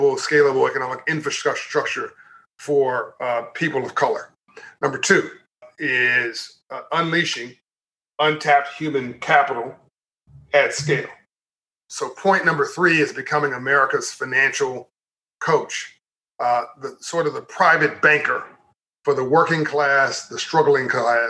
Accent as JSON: {"language": "English", "town": "Compton", "region": "California", "country": "United States", "said": "I'm from Compton, California in South Central LA, homeless for 6 months of my life"}